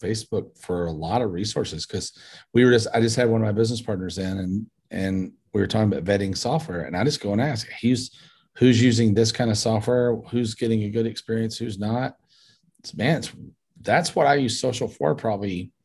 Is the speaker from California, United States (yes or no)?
no; Paducah, Kentucky, United States; I was born in Paducah, Kentucky, a little bitty town in Western Kentucky